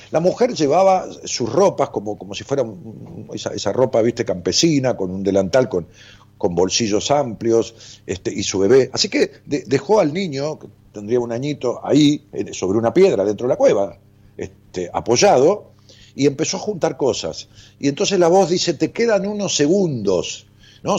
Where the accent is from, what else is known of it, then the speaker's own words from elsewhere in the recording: Ramos Mejía, Buenos Aires Province, Argentina; Yo nací en Ramos Mejía